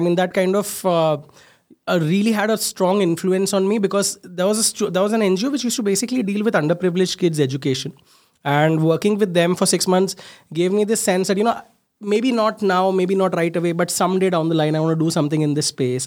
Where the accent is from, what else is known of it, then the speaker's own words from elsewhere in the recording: Mumbai, Maharashtra, India; I'm a late eighties child, born and brought up in Mumbai, small place there called Ghat Kopar. The entire schooling, everything was done there.